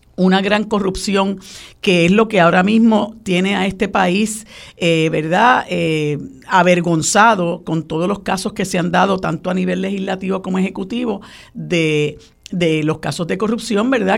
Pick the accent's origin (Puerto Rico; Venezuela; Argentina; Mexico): Puerto Rico; nosotros como puertorriqueños y puertorriqueñas